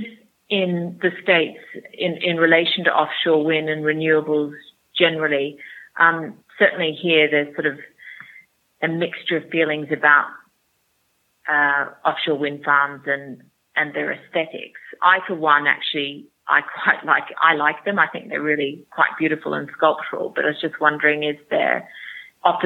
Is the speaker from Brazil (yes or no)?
no; Australia; moved away as an adult; now in United Kingdom; I'm Australian, by the way, but I've lived here for 16 years.